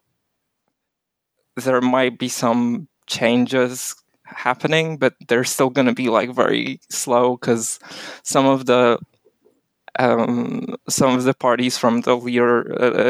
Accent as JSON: {"language": "English", "town": "Warsaw", "region": "Masovian Voivodeship", "country": "Poland", "said": "I'm also from Warsaw. I'm not from any of those zones"}